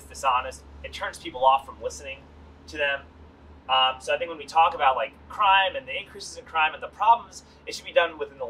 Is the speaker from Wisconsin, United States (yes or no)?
no; New York City, New York, United States; now in Austin, United States; I grew up in New York City.